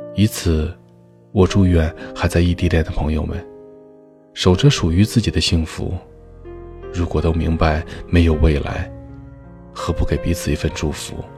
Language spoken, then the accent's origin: Chinese; Chongqing, China; 我是重庆人，双方又都是独生子女，不可以丢下家里的一切